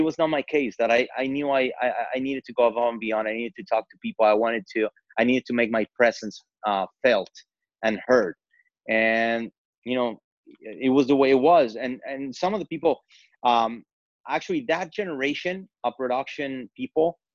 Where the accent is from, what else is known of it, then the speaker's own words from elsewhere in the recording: Mexico City, Mexico; English is a second language; moved away as an adult; now in United States; being born and raised in Mexico City, which is a very, very diverse metropolis